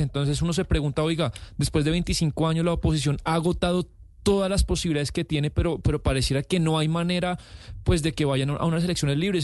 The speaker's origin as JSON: {"language": "Spanish", "country": "Venezuela", "said": "somos venezolanos"}